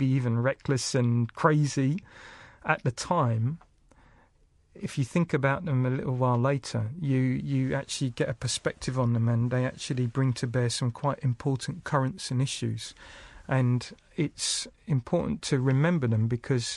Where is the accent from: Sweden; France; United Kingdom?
United Kingdom; moved away as an adult; now in New Zealand; growing up in Britain